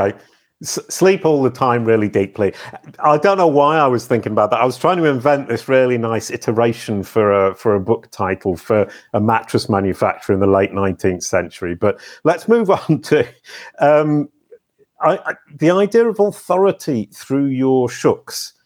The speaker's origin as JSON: {"language": "English", "country": "United Kingdom", "said": "I'm British"}